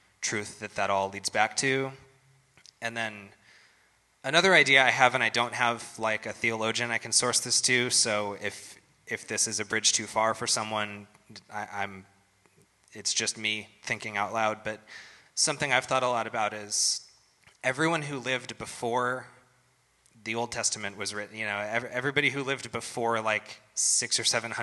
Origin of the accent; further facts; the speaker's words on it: United States; I'm probably a Christian because I was born in America in the 20th century